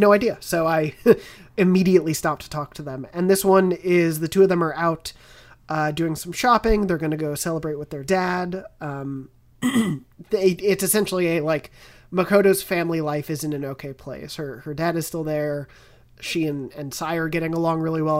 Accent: Long Island, New York, United States; I'm from Long Island

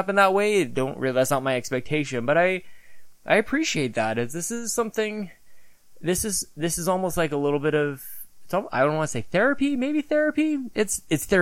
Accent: Canada; me being very Canadian

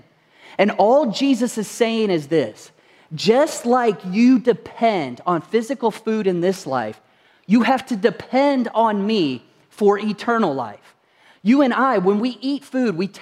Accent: Kentucky, United States; moved away; I come from Kentucky originally

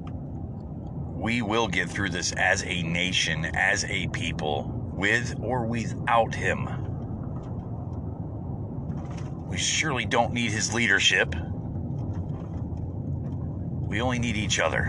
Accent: United States; I am is an American

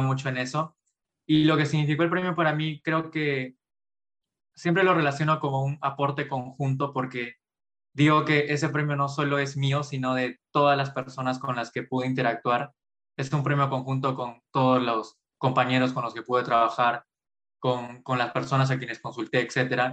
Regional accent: Pucallpa, Ucayali, Peru; moved away as an adult; also born or lived in Arequipa; now in Lima, Peru; yo nací en Arequipa, pero a muy temprana edad, justo más o menos a los tres años, fui a vivir a Pucallpa por el trabajo de mis padres. Y pasé toda, todo mi jardín, mi primaria, mi secundaria en Pucallpa

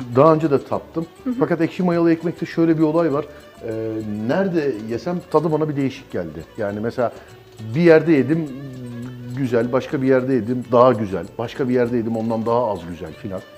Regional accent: Istanbul, Turkey; ben doğma büyüme İstanbulluyum

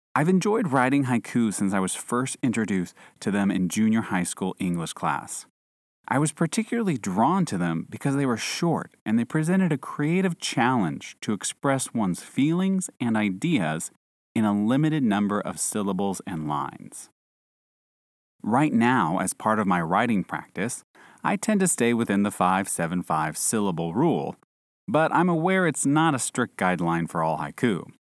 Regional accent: United States; moved away; an American citizen living overseas

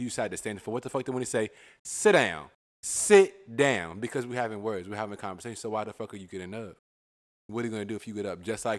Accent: Virginia, United States; I'm clearly from Virginia.

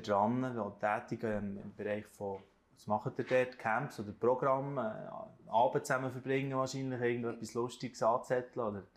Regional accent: Switzerland; bei uns in der Schweiz

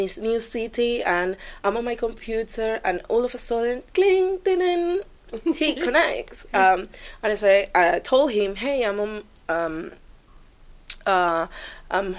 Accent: Venezuela; moved away; I'm from Venezuela

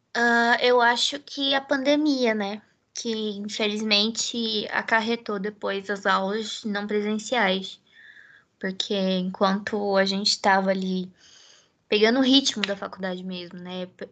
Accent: Americana, São Paulo, Brazil; moved away as an adult; now in Campinas, Brazil; Eu sou de Americana

